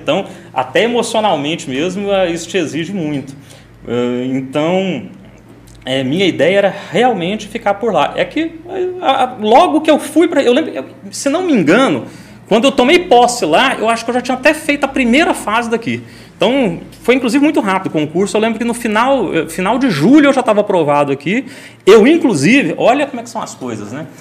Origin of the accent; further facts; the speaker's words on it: Goiânia, Goiás, Brazil; also born or lived in Recife; quando a gente saiu do Marista do ensino fundamental e passou para o ensino médio, que a gente foi para o finado disciplina lá de Goiânia